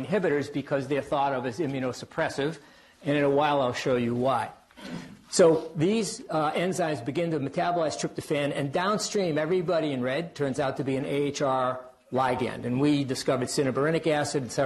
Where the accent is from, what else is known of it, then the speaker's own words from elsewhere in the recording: Worcester, Massachusetts, United States; accent: Worcester; my Worcester accent